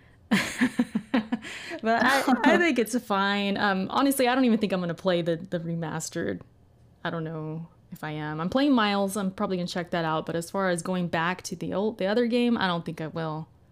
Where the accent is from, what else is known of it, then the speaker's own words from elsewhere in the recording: California, United States; I've lived in Cali my whole life